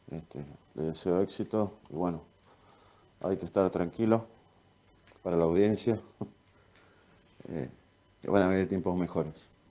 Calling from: Buenos Aires, Argentina; de Parque Chacabuco, de Capital.

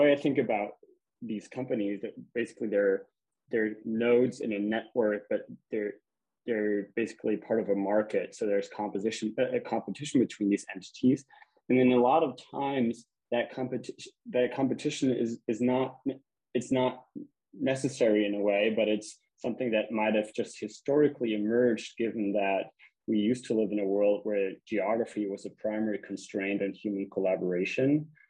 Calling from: Germany; I'm calling you from Germany right now

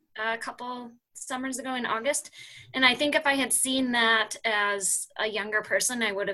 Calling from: Fort Collins, Colorado, United States; From my messy office in Fort Collins, Colorado.

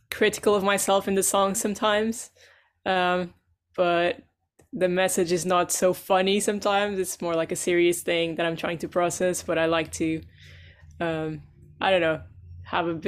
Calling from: London, United Kingdom; From London, Earl's Court in London.

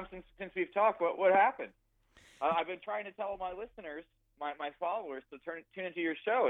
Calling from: Detroit, Michigan, United States; But, actually, today I am calling in from Detroit.

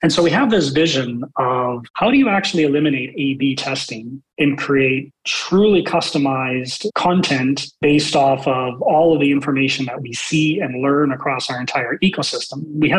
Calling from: Calgary, Alberta, Canada; So joining today from my home office in Calgary, Alberta, which for maybe some of your international listeners, that's in Canada.

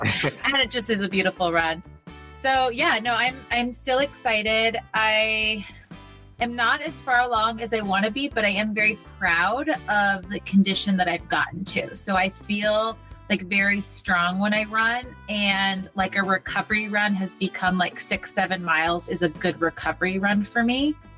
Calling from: Seattle, Washington, United States; Hello from Seattle.

